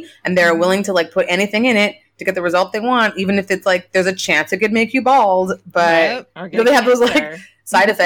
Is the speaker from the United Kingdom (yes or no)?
no; Canada; moved away as an adult; also born or lived in Nigeria; now in United States; I'm like a Canadian who grew up with like her mom's like French Canadian family